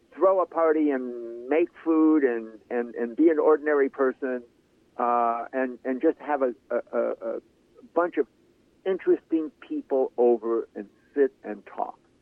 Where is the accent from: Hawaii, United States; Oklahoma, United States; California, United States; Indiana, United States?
California, United States; Central; growing up in Central California, in a small farm co- country